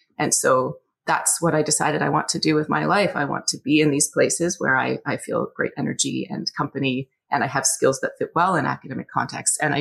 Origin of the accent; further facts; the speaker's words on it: Scarborough, Ontario, Canada; I was born and raised in Scarborough, Ontario, back when it was its own city.